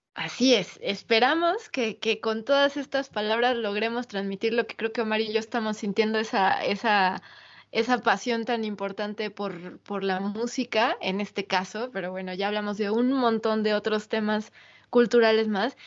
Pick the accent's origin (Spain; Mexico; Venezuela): Mexico; Mexico City; mi infancia en Ciudad de México